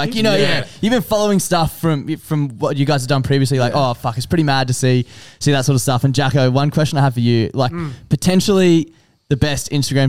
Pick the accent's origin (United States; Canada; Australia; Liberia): Australia; Queensland; Even being an Australian, a Queenslander...